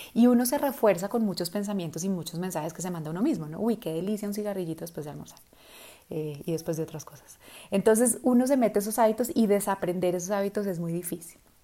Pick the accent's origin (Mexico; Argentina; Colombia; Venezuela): Colombia; first language Spanish; nosotros en, Colombia o en América Latina, nuestro idioma nativo es español